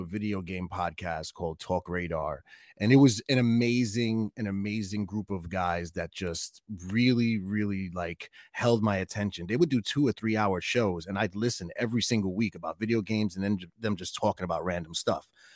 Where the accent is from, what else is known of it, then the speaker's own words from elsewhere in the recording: New York City, New York, United States; my apartment where I grew up in Brooklyn